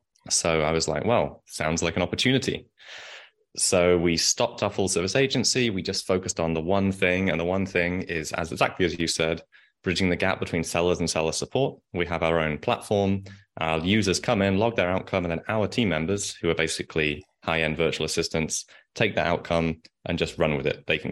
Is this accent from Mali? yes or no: no; England, United Kingdom; accent: English; my English accent.